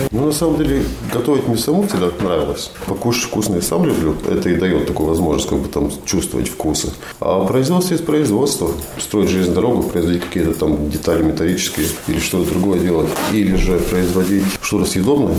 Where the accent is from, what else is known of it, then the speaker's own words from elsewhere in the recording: Talsi, Talsi Municipality, Latvia; also born or lived in Roja / Liepāja / Ventspils / Kuldīga; Если говорить про Латвию, это Роя, мое детство, потом Таусы, как бы самое большое время, вот юношеское время все